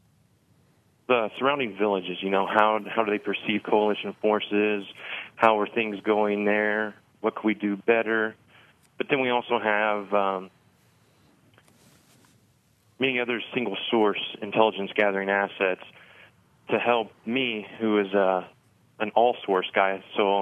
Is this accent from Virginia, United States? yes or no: no; Evansville, Indiana, United States; moved away as an adult; now in Bloomington, United States; I enlisted with the 163rd Field Artillery Battalion in Evansville, where I was born and raised